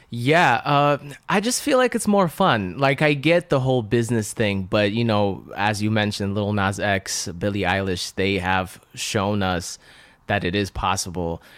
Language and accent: English; Russia; first language Russian; English is a second language; moved away; I was born and raised in Russia speaking uh, Russian. So I couldn't even speak or understand English